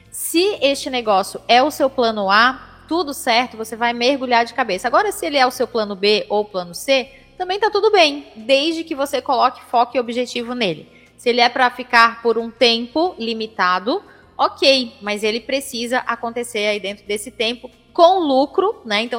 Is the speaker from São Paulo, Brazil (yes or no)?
yes; São Paulo, Brazil; Eu não, eu sou de São Paulo